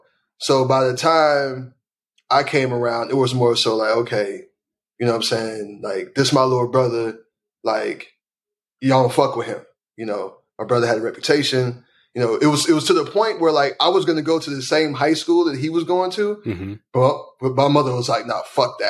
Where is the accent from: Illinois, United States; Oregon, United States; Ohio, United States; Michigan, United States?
Illinois, United States; Chicago; South side of Chicago.